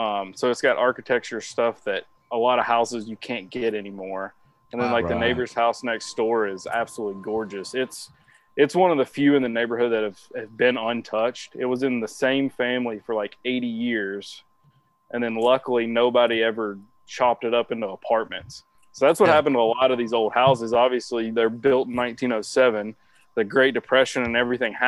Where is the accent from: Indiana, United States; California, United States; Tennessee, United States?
Tennessee, United States; Nashville; moved away as an adult; now in Knoxville, United States; I grew up in Nashville. So that's kind of where I was born and raised